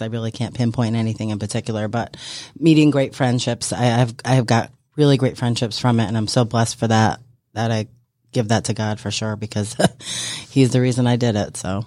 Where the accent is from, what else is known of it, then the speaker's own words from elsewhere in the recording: New York, United States; moved away as an adult; now in Georgia, United States; I am from New York